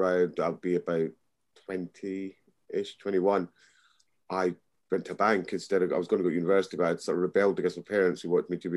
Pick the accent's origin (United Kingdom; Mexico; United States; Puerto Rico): United Kingdom; Edinburgh, Scotland; I was brought up in Scotland, in Edinburgh